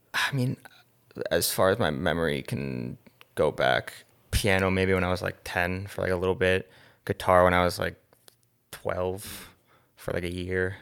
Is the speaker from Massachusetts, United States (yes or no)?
no; Short Hills, New Jersey, United States; I am from New Jersey. Grew up in Short Hills, New Jersey.